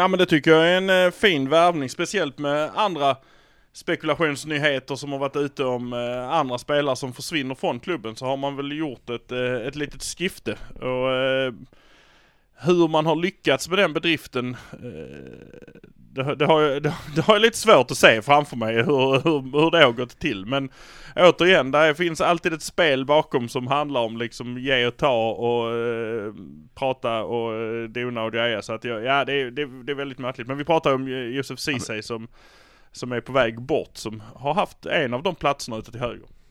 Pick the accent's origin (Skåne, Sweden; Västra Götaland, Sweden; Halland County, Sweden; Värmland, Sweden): Skåne, Sweden; Malmö; vi är från Malmö